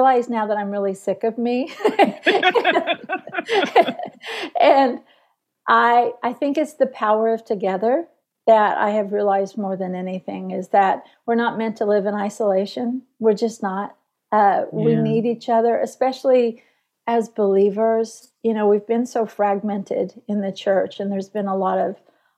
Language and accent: English; Tulsa, Oklahoma, United States; moved away; I'm a Tulsa girl